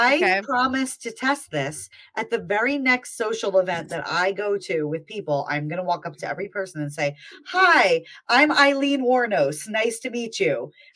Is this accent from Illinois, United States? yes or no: no; New Jersey, United States; moved away; I am from New Jersey. I grew up there. We did not live far from this house.